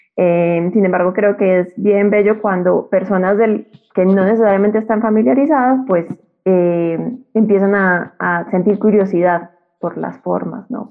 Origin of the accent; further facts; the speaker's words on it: Colombia; moved away as an adult; now in Mexico City, Mexico; soy una colombiana que vive en Ciudad de México y me vine a estudiar acá la maestría